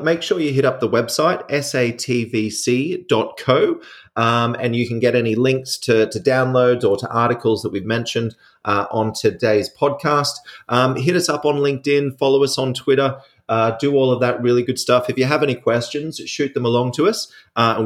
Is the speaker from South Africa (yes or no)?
no; Australia; I'm an Australian